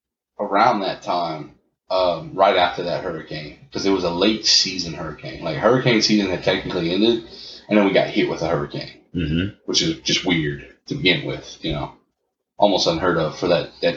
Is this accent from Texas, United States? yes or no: no; Cajun French, Louisiana, United States; We are Cajun French.